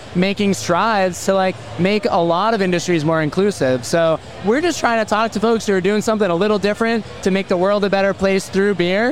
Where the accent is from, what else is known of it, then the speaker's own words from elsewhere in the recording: Massachusetts, United States; I'm from Massachusetts